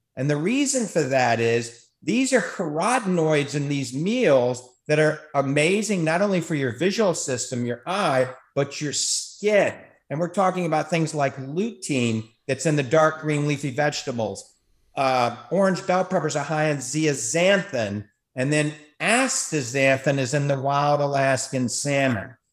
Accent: New Orleans, Louisiana, United States; now in Tampa Bay, United States; I grew up in New Orleans

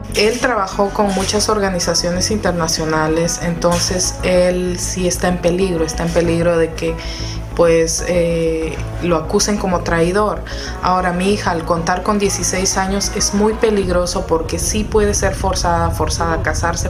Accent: Peru; moved away as an adult; also born or lived in Kabul, Afghanistan; como peruana uno es luchador

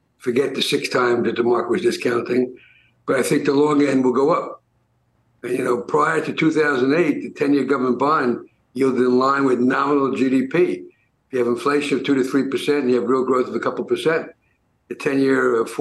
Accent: New York City, New York, United States; I grew up in the Bronx

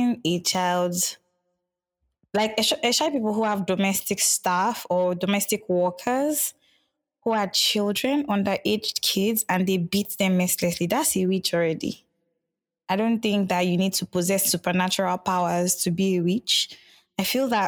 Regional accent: Nigeria; growing up in Nigeria

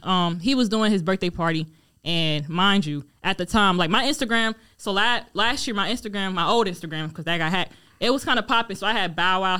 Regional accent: Raleigh, North Carolina, United States; also born or lived in Democratic Republic of the Congo; I'm from Raleigh, but my family were Congolese

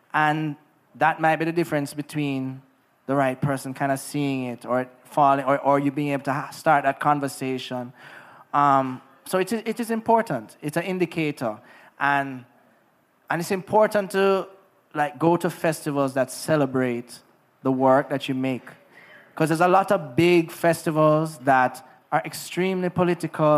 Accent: Negril, Jamaica; Growing up in Negril was amazing

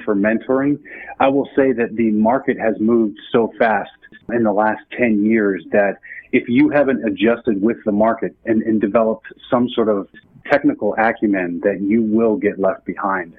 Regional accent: New Jersey, United States; I'm from New Jersey

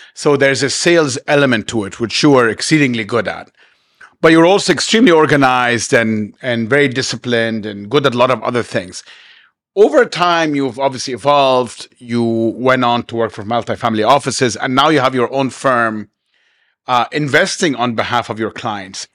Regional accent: Cairo, Cairo Governorate, Egypt; now in Dubai, United Arab Emirates; where I grew up in Cairo

